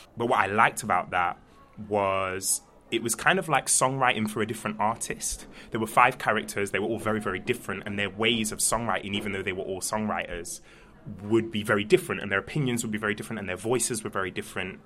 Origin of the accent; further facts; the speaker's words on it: Nottingham, East Midlands, United Kingdom; I'm from Nottingham uh, originally.